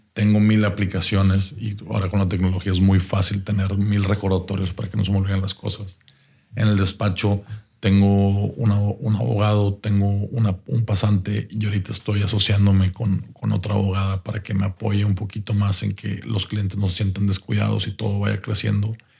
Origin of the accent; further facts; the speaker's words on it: Monterrey, Nuevo León, Mexico; como buenos regios